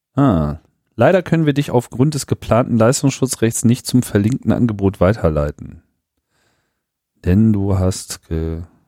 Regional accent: Germany; ich bin ja auch Deutscher, obwohl ich kein Deutscher auf dem Papier bin

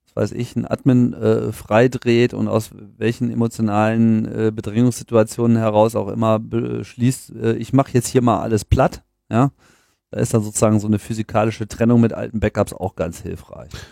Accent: Hanover, Lower Saxony, Germany; moved away; Hannover. Meine Heimatstadt.

